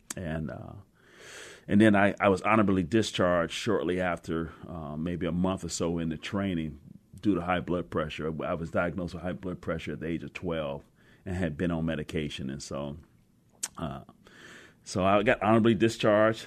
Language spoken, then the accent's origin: English; Cleveland, Ohio, United States; now in Seattle, United States; I grew up in Cleveland, Ohio